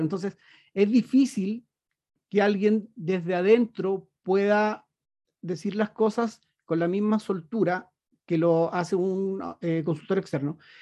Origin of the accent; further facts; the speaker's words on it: Chile; also born or lived in Punta Arenas, Chile; Yo soy un chileno que vive aquí en la Patagonia, muy cerquita de la Antártica, en la ciudad de Punta Arenas.